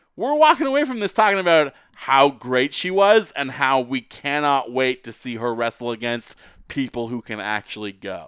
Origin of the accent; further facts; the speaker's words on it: Vancouver, British Columbia, Canada; we're both from Vancouver